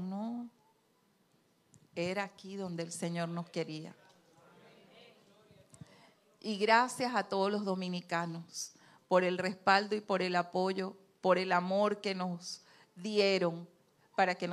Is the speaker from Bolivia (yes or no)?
no; Andes, Venezuela; accent: gocho; yo hablo muy gocho porque yo soy andina